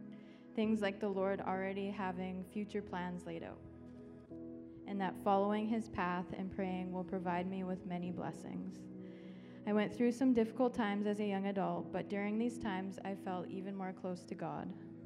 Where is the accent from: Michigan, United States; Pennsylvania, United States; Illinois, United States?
Illinois, United States; Warrenville; I'm from Warrenville.